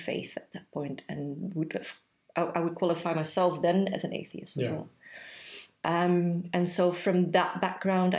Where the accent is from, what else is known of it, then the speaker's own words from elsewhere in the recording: Belgium; moved away as an adult; now in Leicester, United Kingdom; I am originally from Belgium, which will explain the accent.